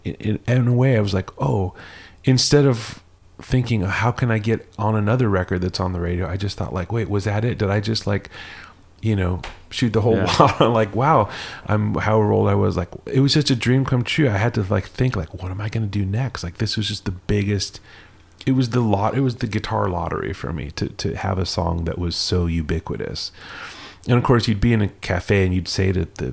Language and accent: English; Los Angeles, California, United States; moved away as an adult; also born or lived in New York / New Orleans; I grew up in LA. I was born in Encino